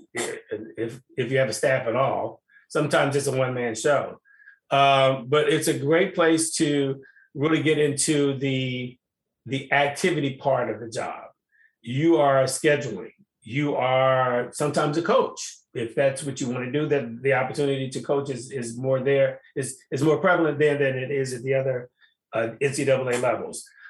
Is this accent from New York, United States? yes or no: no; Chicago, Illinois, United States; I'm from Chicago. I'm from the city